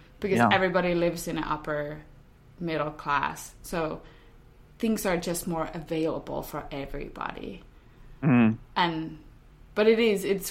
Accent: Finland; I grew up in Finland and we didn't have dance

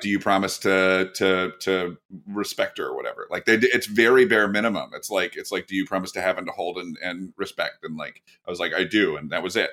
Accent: Irvine, California, United States; I grew up in Irvine

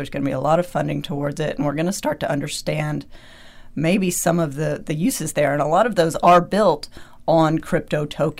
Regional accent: United States; I'm also American

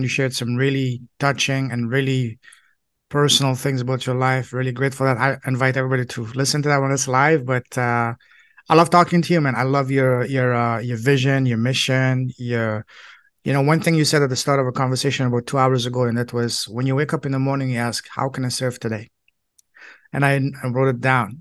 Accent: Toronto, Ontario, Canada; first language French; English is a second language; also born or lived in China / Hong Kong / Alberta; I'm from Canada, Toronto

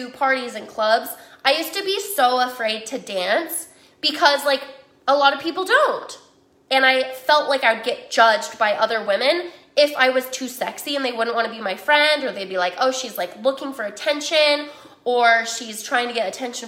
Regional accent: Utah, United States; I grew up in Utah

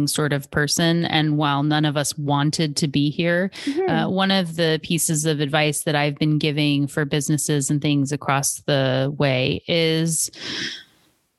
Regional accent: Seattle, Washington, United States; you can tell I'm from Washington State, right? I'm from Seattle.

